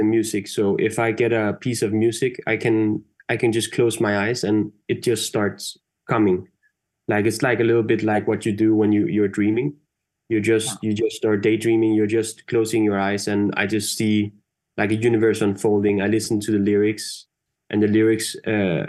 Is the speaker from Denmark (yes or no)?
yes; Denmark; I'm from Denmark, and I remember growing up in school, like in Denmark